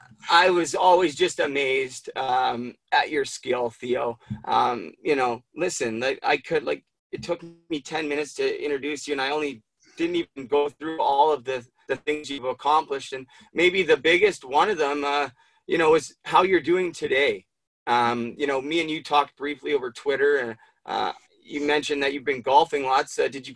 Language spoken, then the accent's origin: English; Vancouver, British Columbia, Canada; I grew up in Vancouver.